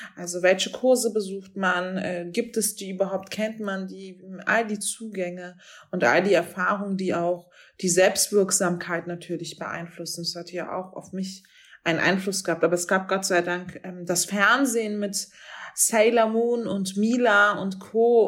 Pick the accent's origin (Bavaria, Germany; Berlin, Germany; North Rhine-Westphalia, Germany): Berlin, Germany; der Nachbarbezirk von Wedding, wo ich aufgewachsen bin